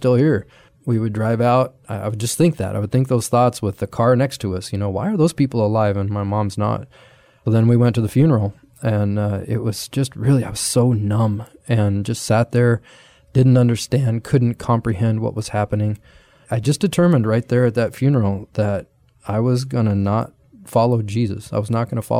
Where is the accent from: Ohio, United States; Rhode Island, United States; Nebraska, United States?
Nebraska, United States; I grew up in Nebraska